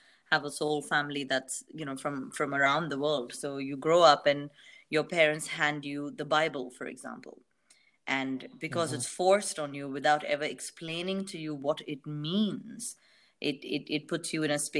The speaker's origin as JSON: {"language": "English", "country": "India", "said": "And I come from India"}